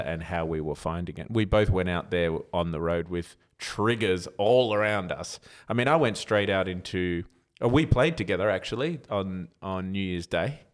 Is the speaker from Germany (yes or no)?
no; Australia; as an Aussie with tall poppy syndrome